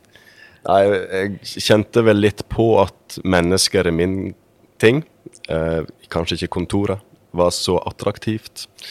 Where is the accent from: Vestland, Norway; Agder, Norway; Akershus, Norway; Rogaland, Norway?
Vestland, Norway; Sogndal; moved away as an adult; also born or lived in Bergen; Jeg kommer opprinnelig fra Sogndal